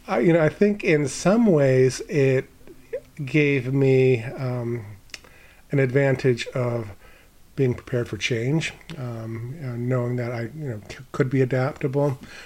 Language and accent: English; Maine, United States; also born or lived in Florida / France; I lived mostly in Maine, but my father was in the service, so I was born in Florida, my sister in New Jersey, my brother in upstate New York. But my earliest memories are from Maine.